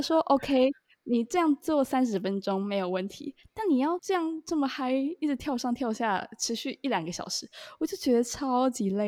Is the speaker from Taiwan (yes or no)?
yes; Taiwan; moved away as an adult; now in Hong Kong; 我们就有一群可能有我台湾人